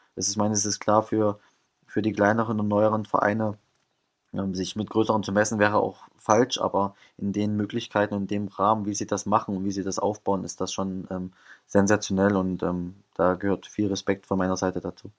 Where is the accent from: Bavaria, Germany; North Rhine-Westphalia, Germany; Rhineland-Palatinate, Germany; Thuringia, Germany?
Thuringia, Germany; moved away; ich komme aus Thüringen